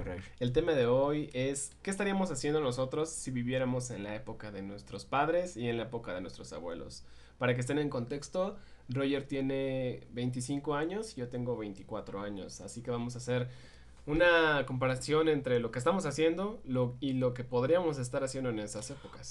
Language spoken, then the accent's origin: Spanish; Michoacán, Mexico; Morelia es la capital de nuestro estado